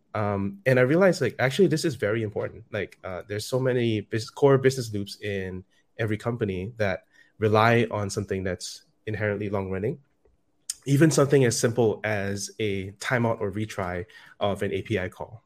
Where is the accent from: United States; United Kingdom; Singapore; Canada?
Singapore; I'm from Singapore.